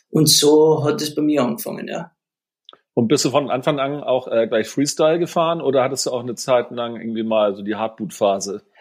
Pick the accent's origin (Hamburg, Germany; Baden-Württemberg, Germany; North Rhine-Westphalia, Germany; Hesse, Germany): Hamburg, Germany; Also auch als Hamburger fängt man frühzeitig an, irgendwie äh, in die Berge zu fahren tatsächlich.